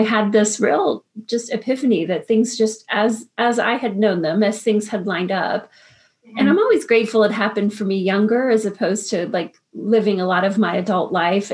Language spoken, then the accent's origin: English; Woodbridge, Virginia, United States; I grew up in Woodbridge